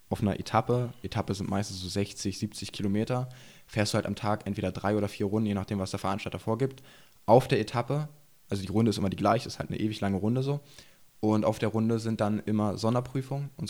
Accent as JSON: {"language": "German", "town": "Burg", "region": "Saxony-Anhalt", "country": "Germany", "tie": "born or raised there", "said": "Und ich komme gebürtig aus Burg und wohne jetzt auch wieder in Burg."}